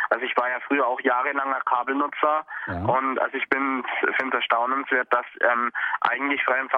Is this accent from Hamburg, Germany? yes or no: no; Dillingen, Bavaria, Germany; now in Augsburg, Germany; ich komme ursprünglich aus Dillingen